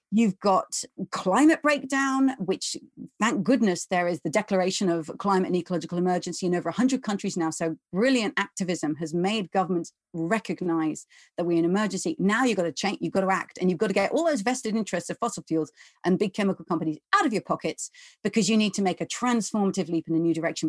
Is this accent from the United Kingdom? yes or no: yes; England, United Kingdom; I'm English or I'm from the UK